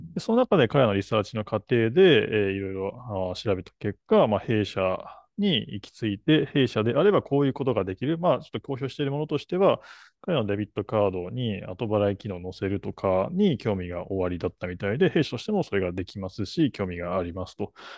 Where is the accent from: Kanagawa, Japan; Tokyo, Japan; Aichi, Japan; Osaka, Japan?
Tokyo, Japan; 東京生まれの歌舞伎町生まれの、はい、代々木育ちの